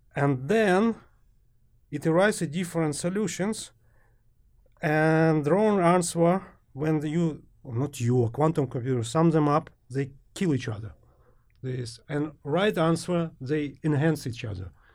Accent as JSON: {"language": "English", "country": "Ukraine", "also_born_or_lived": "Germany", "moved": "as an adult", "said": "Originally from Ukraine."}